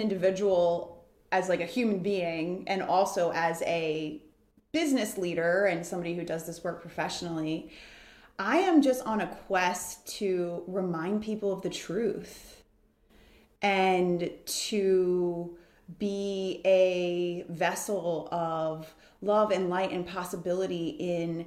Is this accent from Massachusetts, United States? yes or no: no; Baltimore, Maryland, United States; also born or lived in Washington, D.C.; my experience living in a row home in the heart of the city in Washington, D.C. was very different than when we moved to the suburbs of Baltimore when I was in first grade